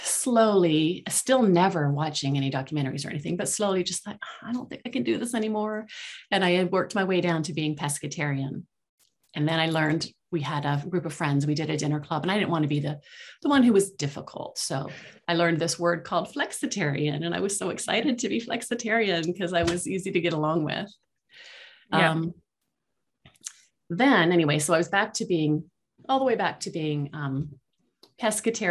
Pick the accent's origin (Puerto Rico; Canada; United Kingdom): Canada; outside of Toronto, Ontario; a little kid growing up outside of Toronto